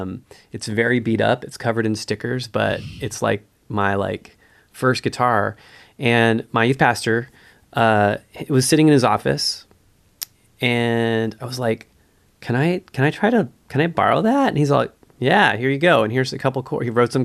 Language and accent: English; Redlands, California, United States; So Redlands, California, I basically feel like I'm from Redlands, even though I'm from all those other places.